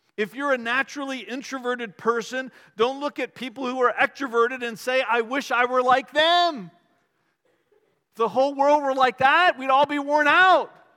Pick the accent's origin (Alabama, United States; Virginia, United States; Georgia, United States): Virginia, United States; Richmond; I grew up in Richmond